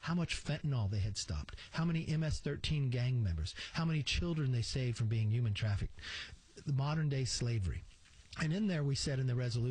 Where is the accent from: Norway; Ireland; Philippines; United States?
United States; California; I come from California